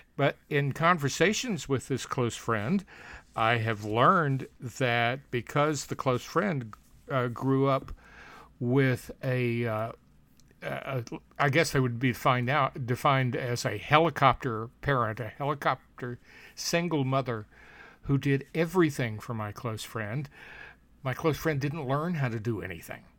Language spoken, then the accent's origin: English; Alabama, United States; in my my hometown, my Alabama hometown